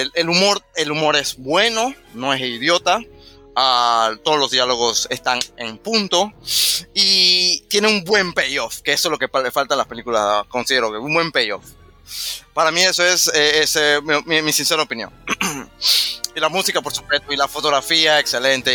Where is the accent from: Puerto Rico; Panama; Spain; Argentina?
Panama; Santa Librada; yo soy de Santa Librada